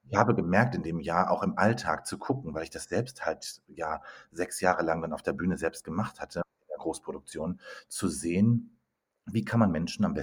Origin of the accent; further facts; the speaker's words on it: North Rhine-Westphalia, Germany; now in Munich, Germany; ich bin eigentlich Ruhrpottler, wohne aber inzwischen in München mit vielen Stationen dazwischen